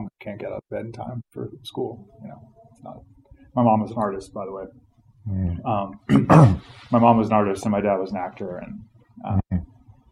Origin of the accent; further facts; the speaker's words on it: Charlottesville, Virginia, United States; also born or lived in Richmond, Virginia / Philadelphia / Russian Far East; I grew up in Charlottesville, Virginia. I was born in Richmond.